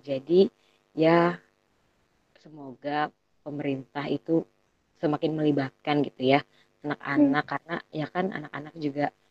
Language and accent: Indonesian; Bogor, West Java, Indonesia; Kita anak Bogor